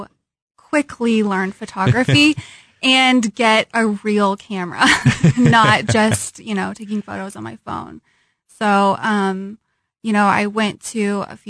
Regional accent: Topeka, Kansas, United States; moved away as an adult; now in Kansas City, United States; I'm from Topeka, so wasn't too far from home.

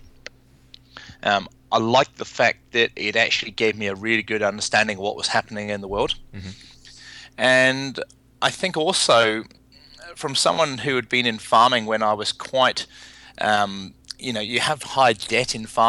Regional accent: England, United Kingdom; moved away as an adult; now in New Zealand; I emigrated from England in my early 20s, mm-hmm. came to New Zealand to pursue farming

